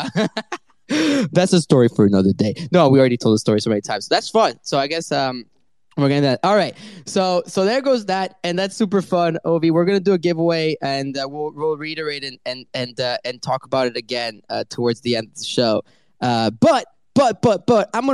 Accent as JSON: {"language": "English", "town": "Paris", "region": "Île-de-France", "country": "France", "tie": "born or raised there", "said": "it's my hometown."}